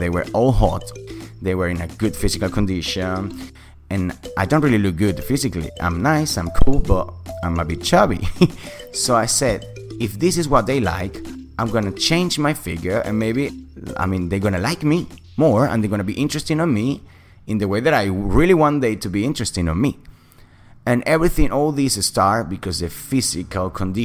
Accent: Caracas, Capital District, Venezuela; accent: British; English is a second language; moved away; I'm from Venezuela, Caracas, the capital city.

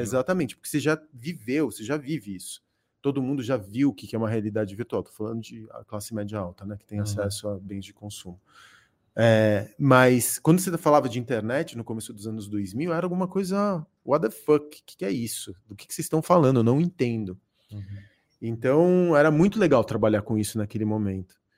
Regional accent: São Paulo, Brazil; born or raised there; also born or lived in Córdoba, Argentina

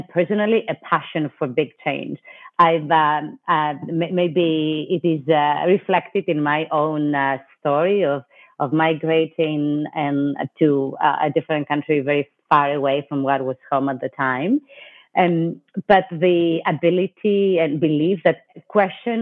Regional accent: Greece; moved away as an adult; also born or lived in New York City, United States / Washington, D.C., United States; now in United States; I was born and raised in Greece, and I lived briefly as well in Europe, but I've spent most of my adult life in the U.S., in New York

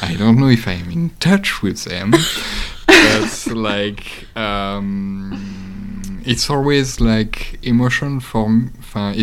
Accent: Paris region, Île-de-France, France; English is a second language; I didn't grow up in Paris, but in the Paris region

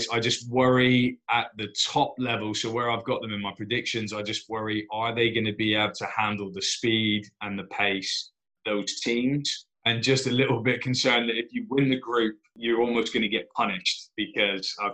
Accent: Plymouth, South West England, United Kingdom; Go to my hometown team, the Plymouth Raiders.

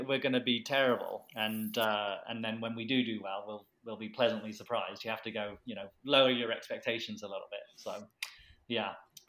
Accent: England, United Kingdom; now in United States; as an Englishman

